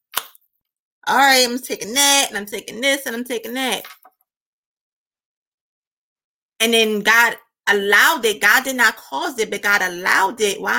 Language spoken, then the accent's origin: English; United States; born or raised there